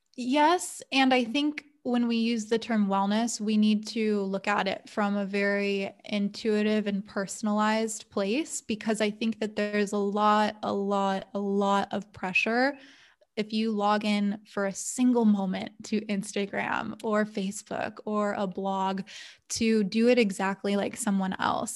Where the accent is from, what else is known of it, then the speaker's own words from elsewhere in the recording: Los Angeles, California, United States; also born or lived in Santa Monica / Portland; now in San Diego, United States; born and raised Southern California baby, uh, grew up in, I was born in Santa Monica and then lived in San Diego for about two years when I was in kindergarten and then back up to L